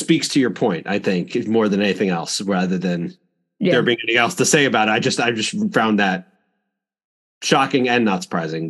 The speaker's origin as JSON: {"language": "English", "area": "Long Island", "region": "New York", "country": "United States", "tie": "born or raised there", "also_born_or_lived": "North Carolina", "moved": "yes", "said": "So I grew up in on Long Island. So I went to school in North Carolina in multiple places"}